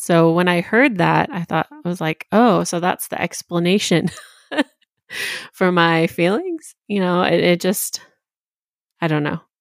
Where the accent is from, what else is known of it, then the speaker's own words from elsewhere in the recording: Tennessee, United States; I was raised in Tennessee on the border of Virginia.